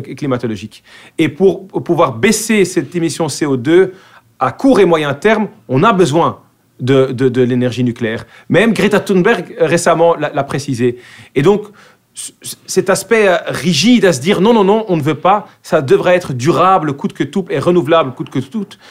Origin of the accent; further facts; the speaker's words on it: Brussels, Brussels-Capital Region, Belgium; accent: bruxellois; first language Dutch; French is a second language; moved away as an adult; now in Vilvoorde, Belgium; je suis né à Bruxelles. J'ai grandi à Bruxelles.